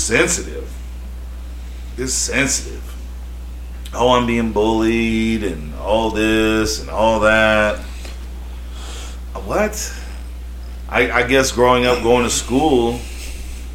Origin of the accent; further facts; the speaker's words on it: Kentucky, United States; I grew up in Kentucky, where a lot of these laws didn't get to them.